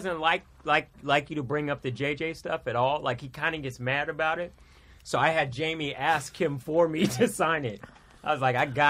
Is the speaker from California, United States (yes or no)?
yes; San Jose, California, United States; moved away as an adult; also born or lived in Cupertino, California; now in Los Angeles, United States; I was born here in L.A., but I grew up in Northern California, in Silicon Valley, San Jose, Cupertino.